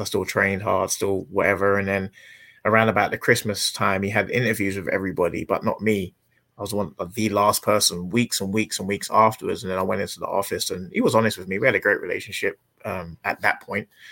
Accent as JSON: {"language": "English", "region": "England", "country": "United Kingdom", "moved": "as an adult", "lives_now": "United States", "said": "I'm English"}